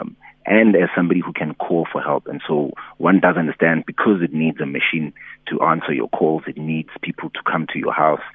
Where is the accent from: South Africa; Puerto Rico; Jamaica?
South Africa; I'm from Elokshini